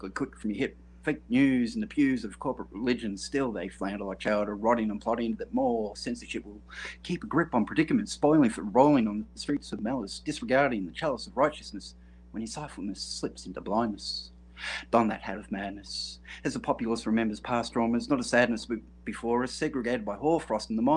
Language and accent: English; Australia; I'm from way down south. I'm in Australia